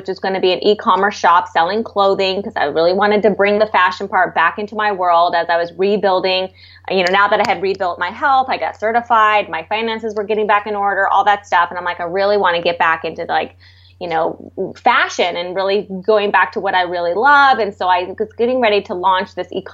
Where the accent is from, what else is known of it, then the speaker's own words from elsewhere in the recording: San Diego, California, United States; moved away; also born or lived in San Francisco / Los Angeles; I'm from San Diego. I grew up on the beach.